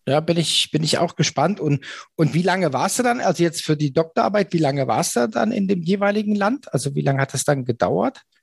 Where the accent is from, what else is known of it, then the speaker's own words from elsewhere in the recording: Germany; als Deutscher